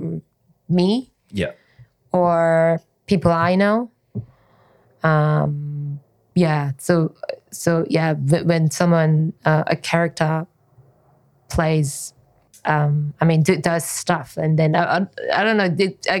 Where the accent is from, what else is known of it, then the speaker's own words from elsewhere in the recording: South Korea; first language Korean; English is a second language; moved away as an adult; now in Australia; I was born in Korea, and grew up in Korea.